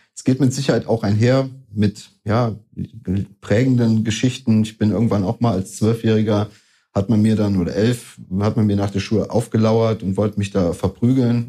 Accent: Koblenz, Rhineland-Palatinate, Germany; also born or lived in Gran Canaria / Tenerife; Das waren so die zwei einzigen Jahre, wo ich nicht in meiner geliebten Stadt Koblenz war. Aber ansonsten muss man sagen, bin ich bis dahin oder seitdem der Stadt immer treu geblieben und habe ja meine Heimat hier behalten

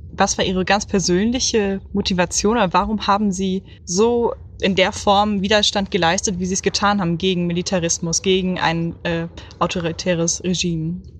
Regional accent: Oberursel, Hesse, Germany; ich komme aus Oberursel bei Frankfurt am Main.

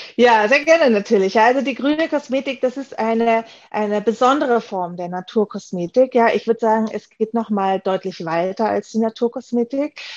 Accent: Germany; moved away as an adult; also born or lived in Graz; now in Vienna, Austria; Ich bin hier in Wien zu Hause. Ich komme eigentlich aus Deutschland, wie viele hören

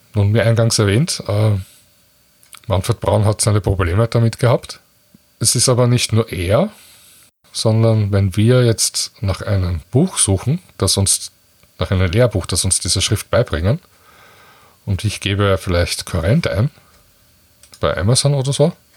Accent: Austria; bei uns in Österreich

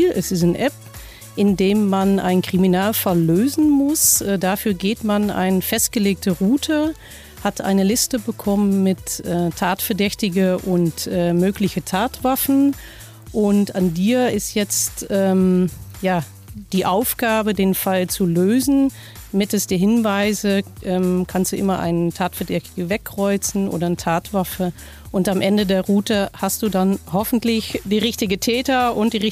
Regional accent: Netherlands; German is a second language; now in Kassel, Germany; Ich äh, bin Niederländerin, seit 20 Jahren jetzt äh, in Deutschland, auch 20 Jahre in Kassel

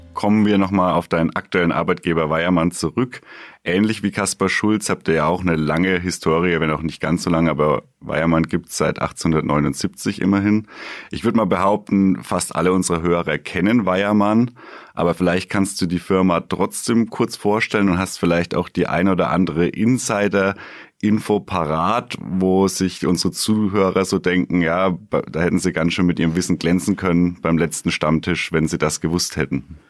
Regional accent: Bamberg, Bavaria, Germany; gebürtiger Bamberger

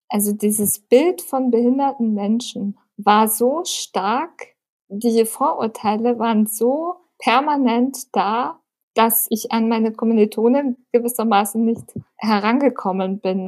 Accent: Munich, Bavaria, Germany; Ich bin in München geboren, lebe seit zwei Jahren in meiner eigenen Wohnung

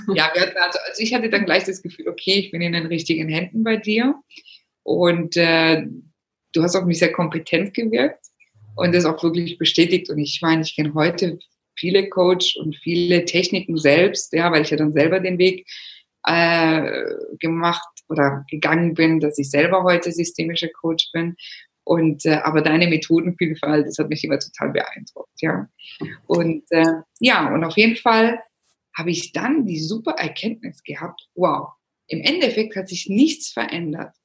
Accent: Germany; moved away as an adult; also born or lived in Rome, Italy; ich bin natürlich Italienerin, in Deutschland geboren, aufgewachsen

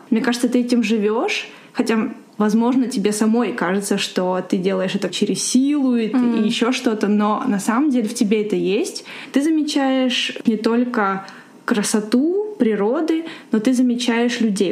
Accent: Ukraine; moved away; я, кстати, из Украины

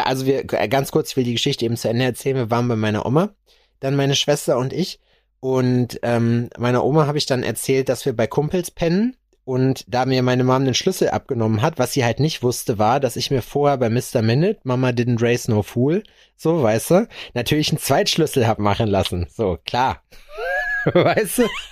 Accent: Schalksmühle, North Rhine-Westphalia, Germany; bei uns in Schalksmühle, äh, wo meine Grundschule war, wo wir auch immer skaten waren

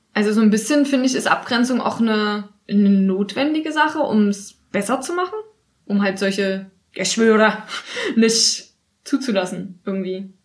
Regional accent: Germany; in Deutschland, obwohl wir uns vielleicht mehr als Deutsche fühlen

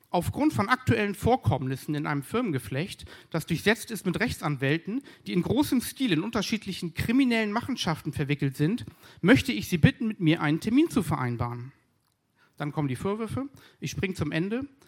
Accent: Berlin, Germany; Denn ich komme ja aus Berlin und hier sind wir im Ruhrgebiet

